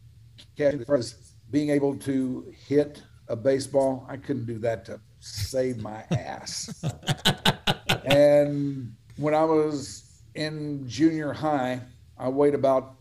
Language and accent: English; Dallas, Texas, United States; born or raised there